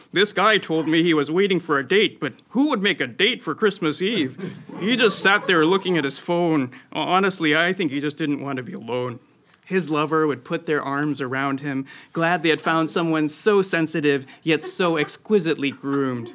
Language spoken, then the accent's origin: English; Midwest, United States; moved away; also born or lived in Boston; growing up in the Midwest